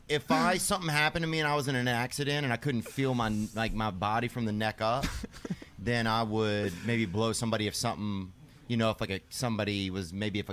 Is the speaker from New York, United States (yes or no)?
no; Louisiana, United States; I grew up in Louisiana.